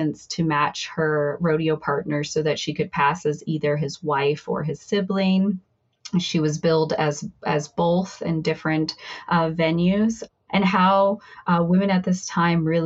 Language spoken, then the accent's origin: English; Emmett, Idaho, United States; moved away as an adult; also born or lived in Cambridge, Massachusetts; I'm from Emmett, Idaho, outside Boise